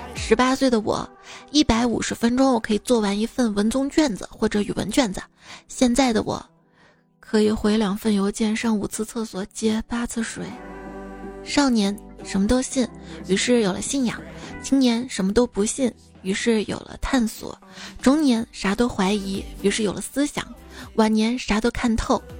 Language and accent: Chinese; Shaanxi, China; 像我们陕西这边儿就是还得吃面条儿嘛